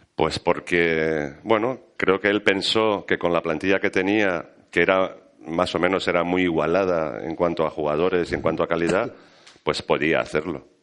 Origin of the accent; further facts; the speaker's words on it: Valencian Community, Spain; Yo soy, yo soy valenciano